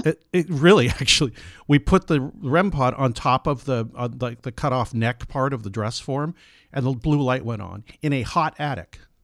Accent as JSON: {"language": "English", "town": "San Diego", "region": "California", "country": "United States", "tie": "born or raised there", "said": "I grew up in San Diego"}